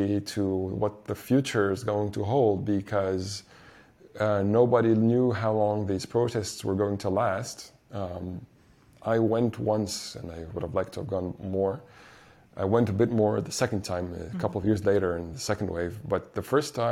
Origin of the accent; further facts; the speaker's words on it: Egypt; being born and growing up here all my life